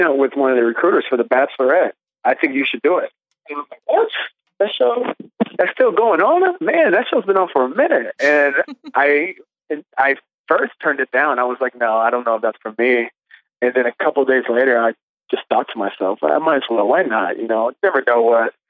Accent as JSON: {"language": "English", "town": "Marion", "region": "Illinois", "country": "United States", "tie": "born or raised there", "moved": "yes", "said": "So I'm originally from a small town about 5 hours south of Chicago."}